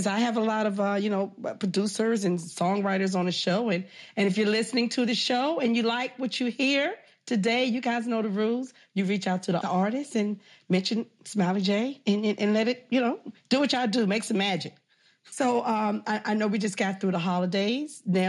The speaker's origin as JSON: {"language": "English", "country": "Jamaica", "said": "Yes, I'm a Jamaican. I'm always in Jamaica."}